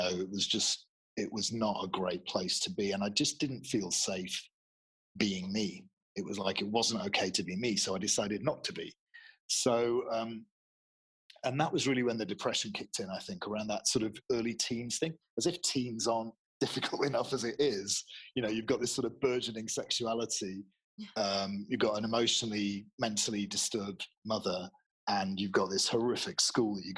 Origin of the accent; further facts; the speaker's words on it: Manchester, North West England, United Kingdom; moved away as an adult; I'm from Manchester